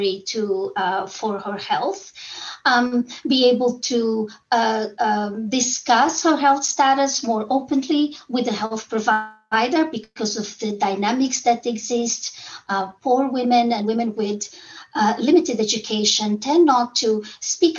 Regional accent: Angola; moved away; when I was a clinician in very poor areas where I was born in Angola

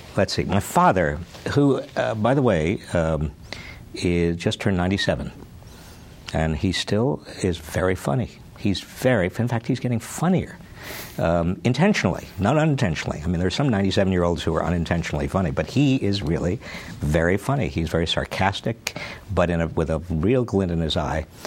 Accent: South Salem, New York, United States; also born or lived in Scranton, Pennsylvania; I was born in Scranton, Pennsylvania. Uh, I was raised in uh, South Salem, New York, a little town uh, about 60 miles north of New York City

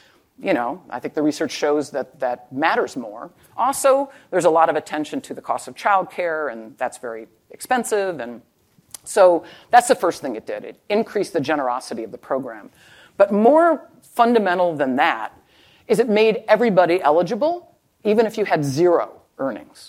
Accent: Wisconsin, United States; I'm from Wisconsin

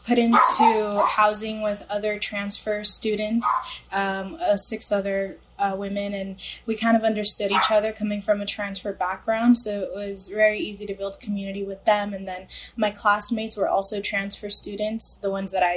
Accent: Los Angeles, California, United States; I grew up in the San Fernando Valley, which is located in the LA County

